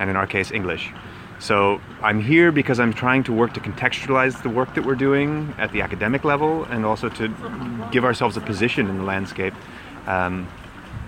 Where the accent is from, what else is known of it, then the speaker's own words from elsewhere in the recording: United States; moved away as an adult; now in Berlin, Germany; I grew up in the United States